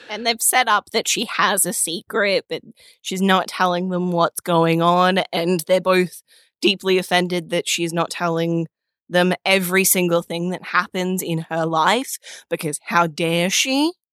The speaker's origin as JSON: {"language": "English", "country": "Australia", "said": "as an Australian."}